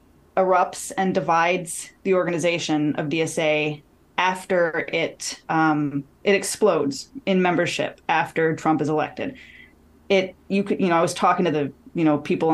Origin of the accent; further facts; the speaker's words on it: Detroit, Michigan, United States; moved away as an adult; also born or lived in Washington, D.C.; my hometown of Detroit